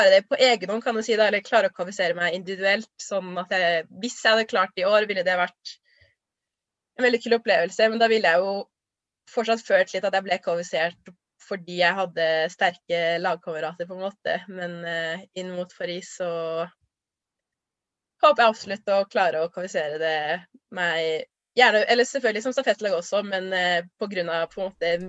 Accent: Trondheim, Trøndelag, Norway; also born or lived in Lørenskog; jeg ble født i Trondheim og bodde her fram til jeg skulle begynne på skolen. Eh, og så flytta vi til Lørenskog utenfor Oslo, hele familien, og bodde der i egentlig bare tre år.

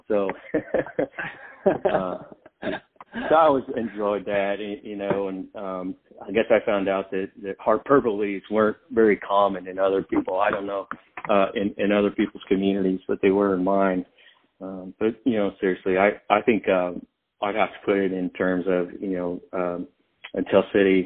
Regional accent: Tell City, Indiana, United States; moved away; growing up in Tell City

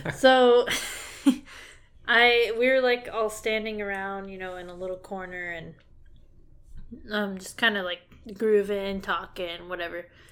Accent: Dallas area, Texas, United States; also born or lived in Crandall, Texas; I've lived in Texas all my life. I've kind of moved around a bit, but I mostly stayed in, or yeah, pretty much stayed in the Dallas area

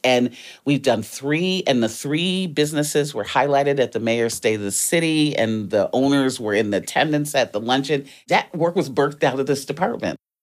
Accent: Detroit, Michigan, United States; also born or lived in Washington, D.C.; I was born in D C. My family moved to Detroit when I was nine. So, wasn't born there, but raised, educated, lived there for the majority of my life

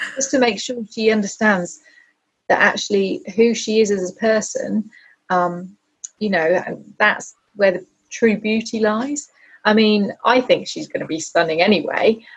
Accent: United Kingdom; we're very British

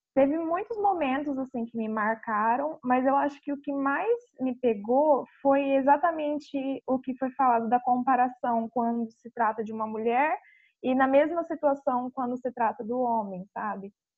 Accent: Paranavaí, Paraná, Brazil; eu sou de Paranavaí, Paraná

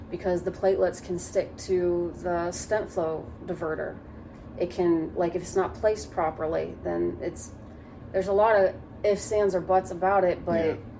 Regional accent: Athens, Ohio, United States; I grew up in the Appalachian Trails of Athens

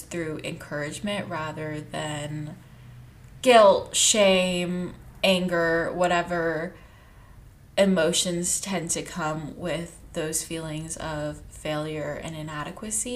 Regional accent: Texas, United States; moved away as an adult; now in California, United States; I moved from Texas, and I grew up in Texas, and I went to college about an hour away from home

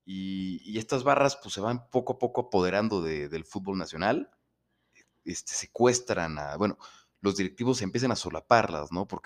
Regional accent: Mexico; pues como buenos mexicanos empiezan a pasarse lanzas

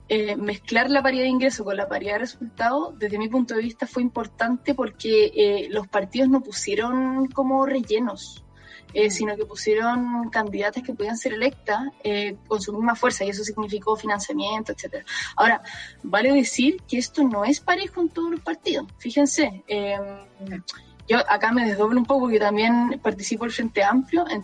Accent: San Miguel, Santiago Metropolitan Region, Chile; yo soy de San Miguel, San Miguel.

